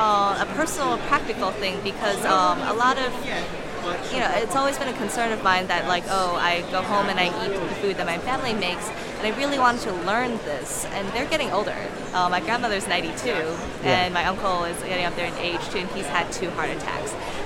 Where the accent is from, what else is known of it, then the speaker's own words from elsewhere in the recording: Washington, District of Columbia, United States; I am a cartoonist from Washington, D.C.